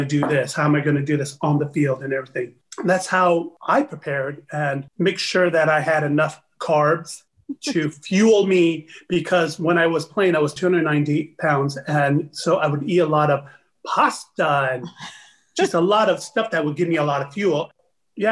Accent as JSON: {"language": "English", "region": "Utah", "country": "United States", "tie": "born or raised there", "also_born_or_lived": "Tonga", "said": "growing up in Utah, it was hard. My parents didn't speak English"}